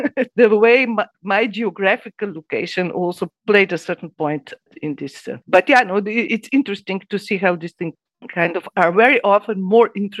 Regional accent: Ljubljana, Slovenia; I was born in Ljubljana at a certain point in time.

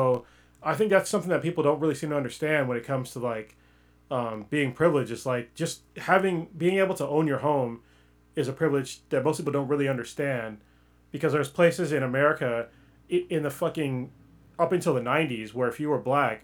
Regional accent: United States; All my cultural shit, it's all American.

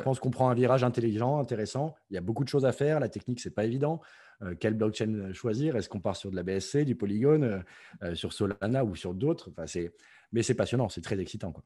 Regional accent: Provence-Alpes-Côte d'Azur, France; je suis français originaire du sud-est de la France, euh, euh, dans les Alpes-Maritimes

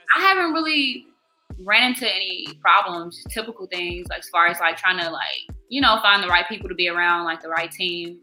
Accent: Chicago, Illinois, United States; also born or lived in Evergreen Park / Blue Island; I'm from the South Side. Um, I was born at Evergreen Park, and kind of just out south, like my whole life, pretty much.

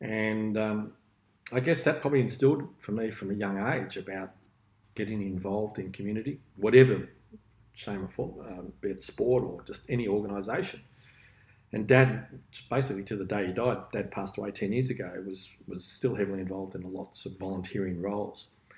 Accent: Melbourne, Victoria, Australia; now in Gold Coast, Australia; Grew up in Melbourne, large family. There was 8 of us, 4 boys, 4 girls, and grew up in Ringwood.

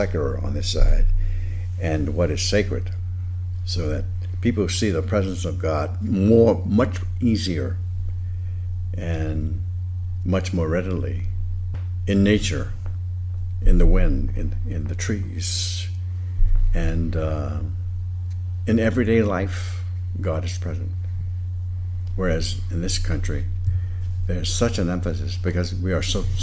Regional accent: the Jim Crow South, United States; I grew up in the Jim Crow South, so it was rigidly segregated

